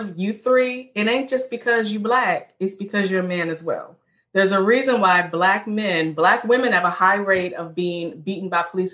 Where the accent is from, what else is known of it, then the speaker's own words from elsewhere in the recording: Richmond, Virginia, United States; I'm born and raised in Richmond, Virginia.